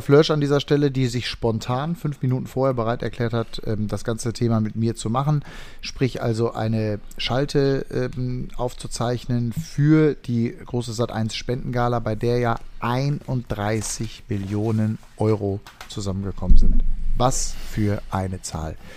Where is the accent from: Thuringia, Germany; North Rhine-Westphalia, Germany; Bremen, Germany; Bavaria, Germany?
North Rhine-Westphalia, Germany; Sauerland; moved away; ich selber bin jetzt eher in meinem Heimatdorf aktiv und aktiv gewesen, was auch überschwemmt worden ist im Sauerland